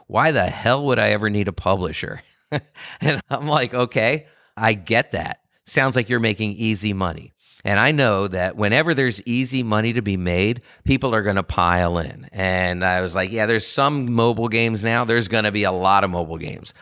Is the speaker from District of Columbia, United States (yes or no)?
yes; Washington, District of Columbia, United States; I grew up in D C, and I was in the city, and it was a great place to grow up.